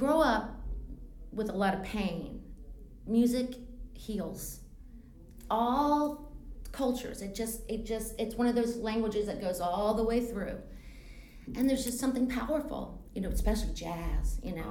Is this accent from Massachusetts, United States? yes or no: no; New Orleans, Louisiana, United States; moved away; also born or lived in Charleston, South Carolina / Boone, North Carolina; I grew up in New Orleans, in the swamps.